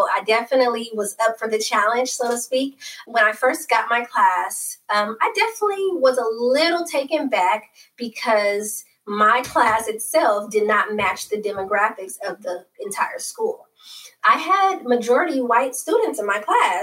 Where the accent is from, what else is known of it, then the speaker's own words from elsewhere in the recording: Oakland, California, United States; So born and raised in Oakland, always loved the city.